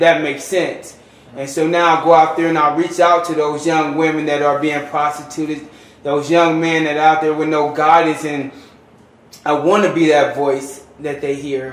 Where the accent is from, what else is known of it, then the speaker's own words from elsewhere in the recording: Los Angeles, California, United States; moved away as an adult; now in Reno, United States; I'm from South Central Los Angeles